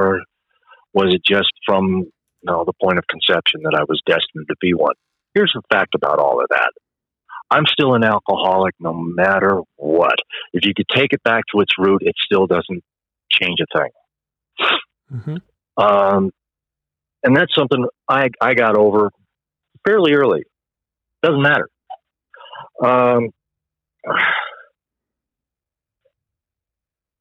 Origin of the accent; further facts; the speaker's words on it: Phoenix, Arizona, United States; I'm from Phoenix. I grew up out there